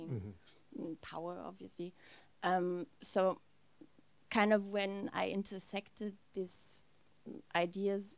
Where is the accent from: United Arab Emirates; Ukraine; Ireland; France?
France; also born or lived in Germany; I was born in Germany, but raised a lot in France